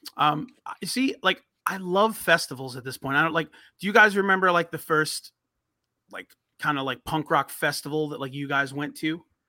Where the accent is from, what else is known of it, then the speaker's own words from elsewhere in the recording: Long Island, New York, United States; growing up in New York, Long Island